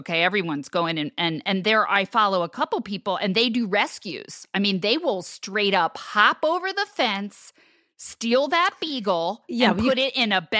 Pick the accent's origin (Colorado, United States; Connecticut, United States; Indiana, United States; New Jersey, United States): New Jersey, United States; I would steal that beagle. I'm from New Jersey.